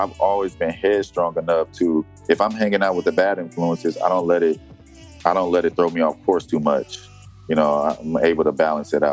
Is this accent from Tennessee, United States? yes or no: no; Detroit, Michigan, United States; moved away as an adult; now in Macon, Georgia, United States; where I came from in Detroit, Michigan, the people I was surrounded